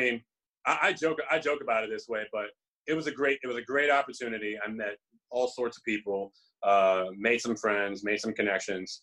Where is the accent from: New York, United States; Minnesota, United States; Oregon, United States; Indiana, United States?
New York, United States; New York City; I was actually born and raised in the Bronx